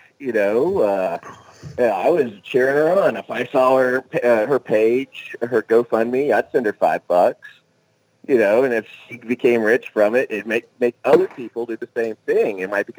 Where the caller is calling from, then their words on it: Oklahoma, United States; from Oklahoma.